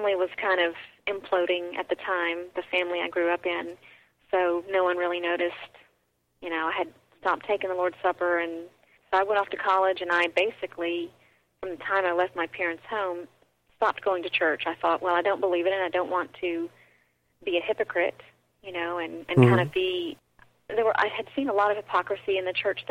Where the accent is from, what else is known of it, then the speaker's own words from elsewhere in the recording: the South, United States; I grew up in the Bible Belt. I grew up in the South